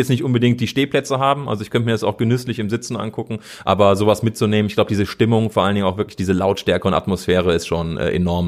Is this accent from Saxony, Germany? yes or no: no; Cologne, North Rhine-Westphalia, Germany; moved away as an adult; ich bin in Köln geboren, habe da 30 Jahre lang gelebt